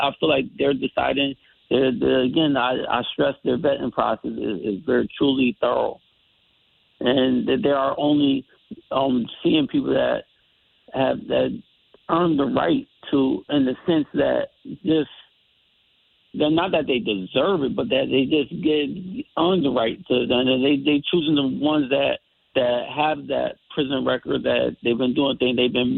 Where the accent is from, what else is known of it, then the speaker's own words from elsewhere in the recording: Bridgeport, Connecticut, United States; I'm from the Bridgeport area and everything